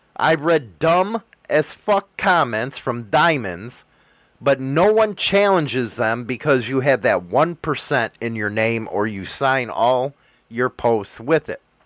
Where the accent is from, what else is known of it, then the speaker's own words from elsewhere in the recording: Chicago, Illinois, United States; I'm from Chicago